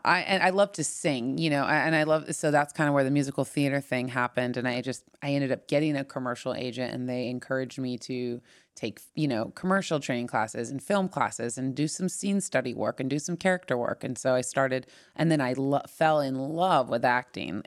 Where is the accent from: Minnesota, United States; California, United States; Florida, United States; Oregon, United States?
California, United States; Orange County, Southern; moved away; also born or lived in Los Angeles; I grew up in Orange County